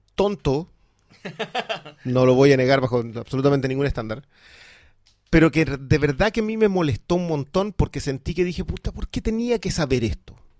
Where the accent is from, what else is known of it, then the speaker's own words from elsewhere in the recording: southern Chile, Chile; yo vengo del sur de Chile